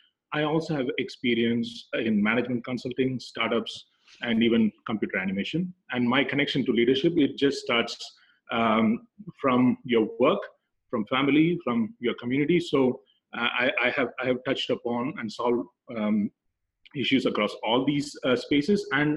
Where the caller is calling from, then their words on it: Geneva, Switzerland; I'm dialing in from Geneva in Switzerland.